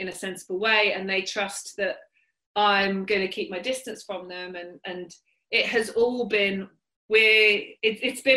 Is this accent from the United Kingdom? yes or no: yes; United Kingdom; born or raised there